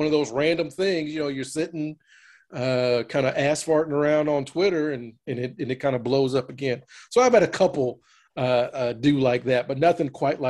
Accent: Louisville, Kentucky, United States; moved away as an adult; now in Iowa, United States; I still keep track of my hometown

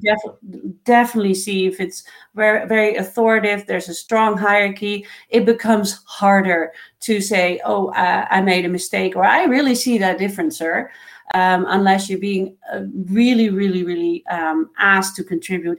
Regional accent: Netherlands; now in Canada; I was born in the Netherlands

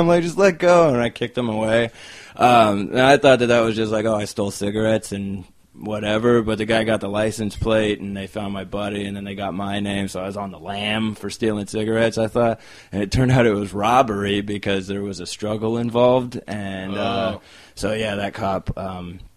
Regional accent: Chino, California, United States; also born or lived in Anaheim, California / Orange County, California; now in Los Angeles, United States; I was born in Anaheim, grew up in Chino

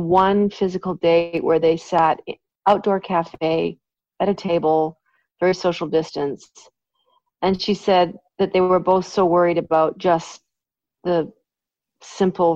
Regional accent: Canada; I just love being Canadian. Obviously, I was born here

